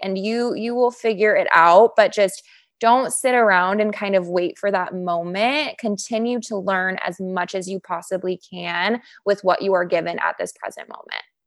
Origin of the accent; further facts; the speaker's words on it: Chicago, Illinois, United States; moved away as an adult; also born or lived in Lake Forest, Illinois / Northbrook, Illinois; now in Los Angeles, United States; I'm from Chicago. So after college, I moved back to Chicago. I'm from the northern suburbs. So originally Lake Forest, then moved to Northbrook.